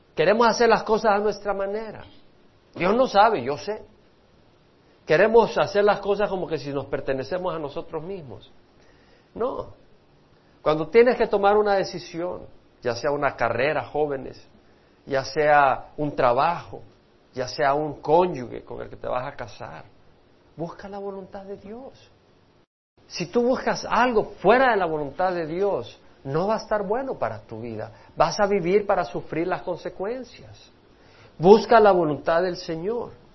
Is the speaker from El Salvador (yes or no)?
yes; El Salvador; moved away; yo dejé El Salvador por un sueño. Yo tenía un sueño en mi país